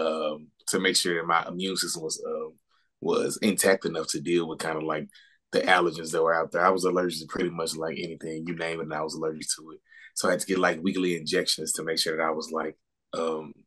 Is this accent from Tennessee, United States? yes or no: yes; Memphis, Tennessee, United States; moved away as an adult; also born or lived in South Africa; I'm originally from Memphis, Tennessee.